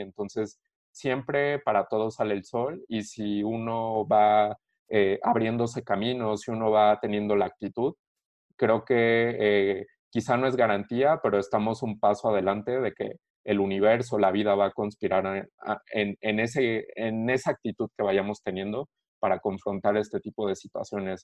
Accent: Querétaro, Mexico; soy orgullosamente mexicano y eh, obviamente soy queretano, vivo en Querétaro

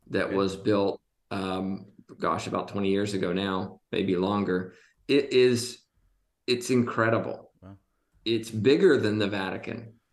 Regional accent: Côte d’Ivoire; I spent a lot of time growing up in Ivory Coast.

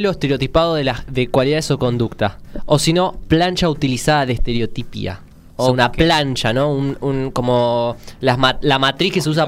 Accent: Argentina; un video de un yankee diciendo cómo somos argentinos y te los ponen gritando a una tele por un partido de fútbol.

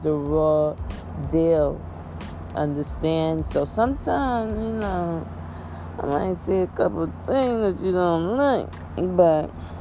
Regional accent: New York City, New York, United States; I'm from Queens, New York

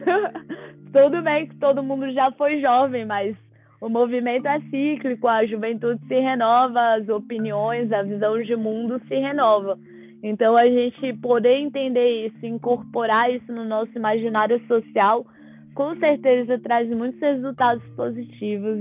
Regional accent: Brazil; para mim que venho do Brasil

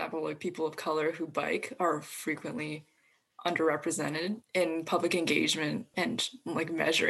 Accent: Toronto, Ontario, Canada; moved away as an adult; I'm from Toronto

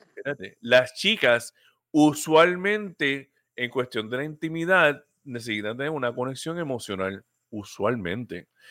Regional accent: Puerto Rico; somos puertorriqueños

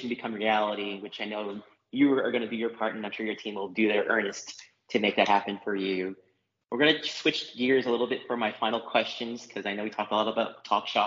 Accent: Philippines; I have a Spanish background, I'm Filipino.

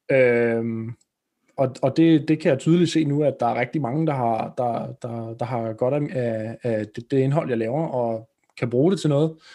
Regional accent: Roskilde, Zealand, Denmark; kommer vi fra Roskilde-området

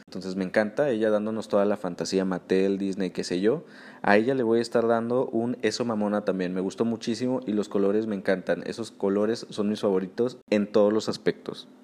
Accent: Mexico; Como buen mexicano

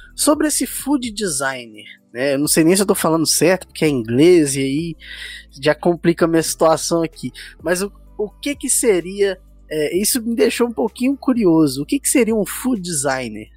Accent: São Paulo, Brazil; now in Belo Horizonte, Brazil; eu sou de São Paulo, mas moro aqui em Belo Horizonte

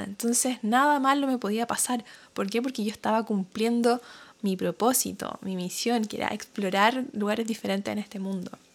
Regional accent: Chile; moved away as an adult; now in New Zealand; yo soy de Chile, hablo español em, y no sabía inglés cuando me vine a Nueva Zelanda

